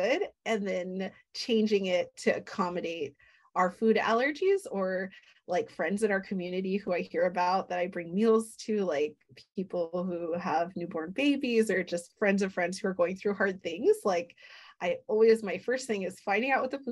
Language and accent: English; Hawaii, United States; growing up in Hawaii